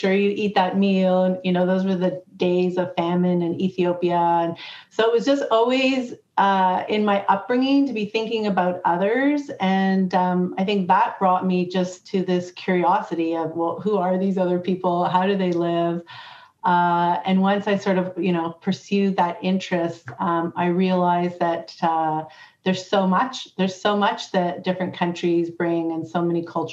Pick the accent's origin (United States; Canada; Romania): Canada; when I grew up in Canada